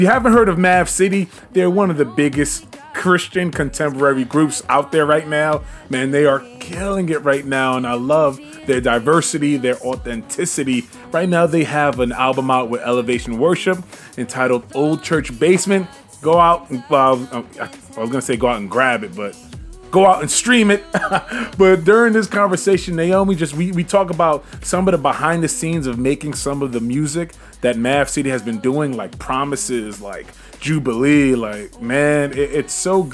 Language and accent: English; New York City, New York, United States; Queens, New York